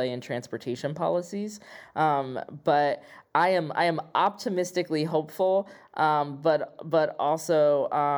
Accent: Midwest, United States; as a Midwesterner, as a queer person

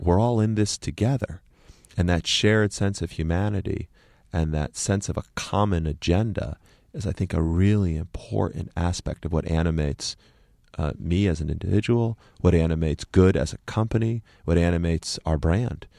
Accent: Connecticut, United States; moved away; also born or lived in Boston; when I grew up in Connecticut, there were no Iranians

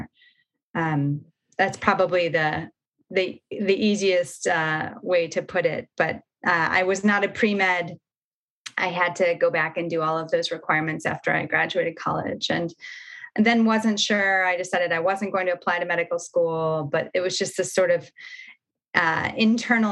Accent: Michigan, United States; moved away as an adult; I grew up in Michigan, actually, in the cornfields. Midwesterner

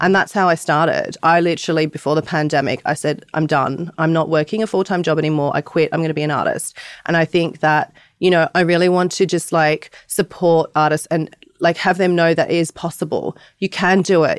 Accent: Sydney, New South Wales, Australia; I'm from Bondi, Australia

